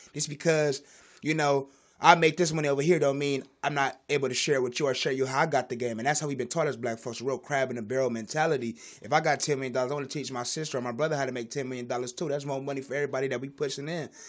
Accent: Los Angeles, California, United States; I'm from South Central

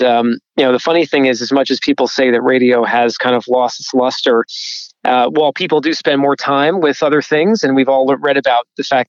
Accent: New Jersey, United States; growing up in New Jersey

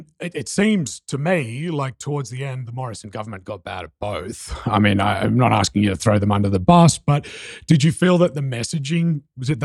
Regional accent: Australia; now in New York City, United States; as an Aussie

